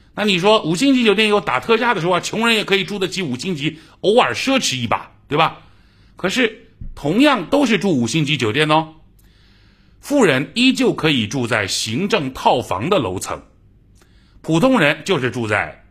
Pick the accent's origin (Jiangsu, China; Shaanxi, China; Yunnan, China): Jiangsu, China; accent: Jiangsu dialect; 在我老家的江苏方言